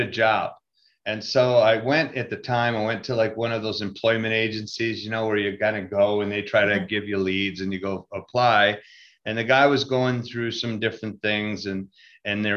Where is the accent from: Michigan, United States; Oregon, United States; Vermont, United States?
Michigan, United States; Grand Rapids; I was born in Grand Rapids, Michigan